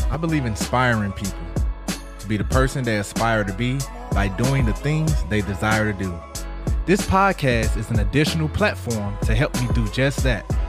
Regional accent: St. Louis, Missouri, United States; I'm from St. Louis. We known for barbecue, good soul food, all that jazz.

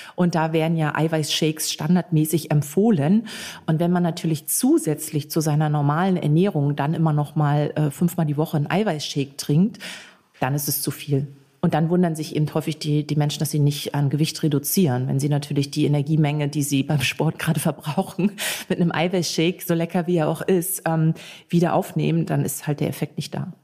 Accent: Hamburg, Germany; moved away as an adult; now in Berlin, Germany; ich bin 35 Jahre alt, gebürtiger Hamburger und lebe seit einigen Jahren in Berlin

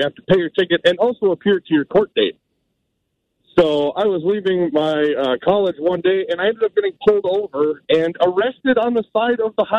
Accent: Wisconsin, United States; moved away; also born or lived in Illinois; originally I'm from Wisconsin

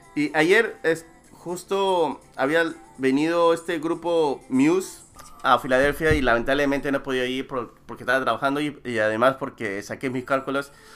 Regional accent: Peru

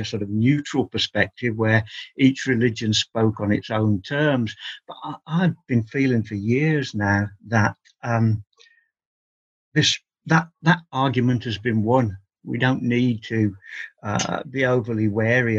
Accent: England, United Kingdom; I've always regarded myself as an Englishman

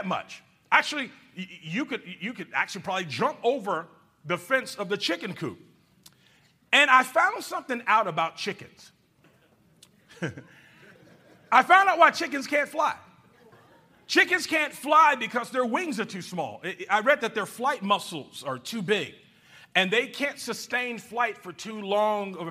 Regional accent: Georgia, United States; moved away; That's where I'm from. And when I was a little boy, I lived in a little country town

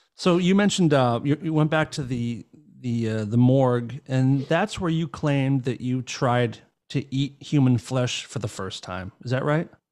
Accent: Northeast, United States; I grew up in the in the Northeast in America

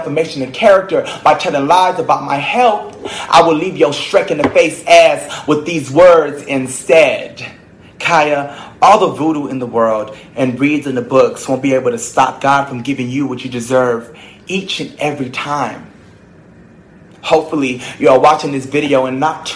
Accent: Miami, Florida, United States; I'm from Miami

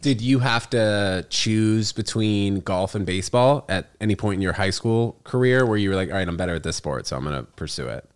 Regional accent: New York City, New York, United States; I grew up in New York City

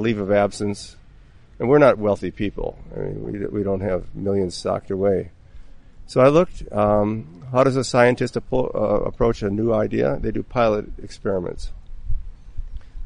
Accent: Minnesota, United States; moved away; my home state of Minnesota

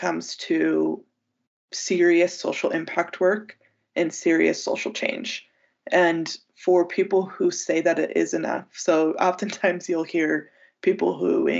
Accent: United States; as an American and as a Westerner

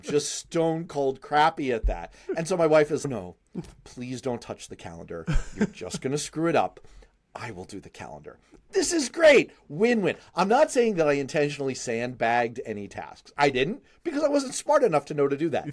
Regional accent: New York City, New York, United States; I grew up in Manhattan

